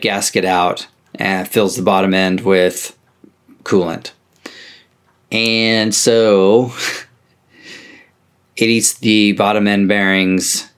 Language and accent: English; Oregon, United States; I'm country mouse from Oregon